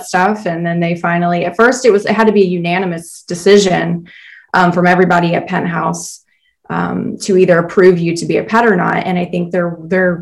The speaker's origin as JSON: {"language": "English", "region": "Georgia", "country": "United States", "tie": "born or raised there", "moved": "yes", "said": "I'm from Georgia originally. So I grew up going to the Gulf of Mexico"}